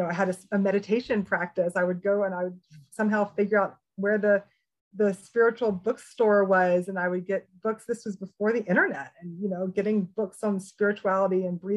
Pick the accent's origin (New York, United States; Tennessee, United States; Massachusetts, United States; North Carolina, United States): Tennessee, United States; Memphis; I was this spiritual freak of a kid, you know, growing up in Memphis, Tennessee